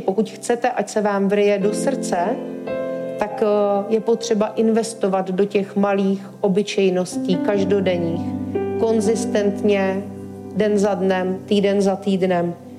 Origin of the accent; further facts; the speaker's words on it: Czechia; já jsem ze Šumavy